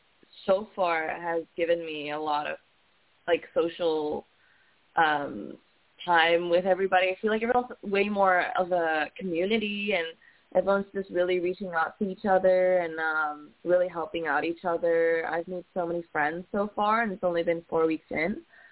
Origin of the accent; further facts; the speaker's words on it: Kuala Lumpur, Malaysia; now in California, United States; I'm not Filipino. I'm Malaysian.